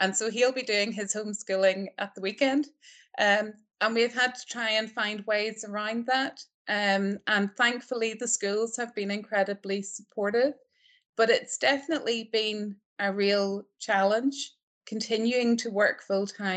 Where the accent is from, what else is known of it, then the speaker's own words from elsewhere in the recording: Northern Ireland, United Kingdom; moved away as an adult; also born or lived in Belfast, United Kingdom / United States; now in Aberdeen, United Kingdom; I'm not Scottish, I'm Northern Irish.